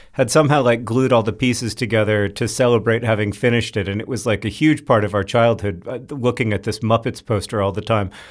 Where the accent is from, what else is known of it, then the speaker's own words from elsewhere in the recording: Florida, United States; growing up in Florida